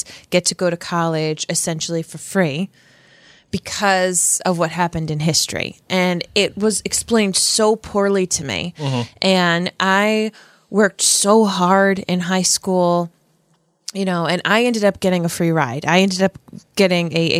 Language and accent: English; Rhode Island, United States; this cisgendered white woman from Rhode Island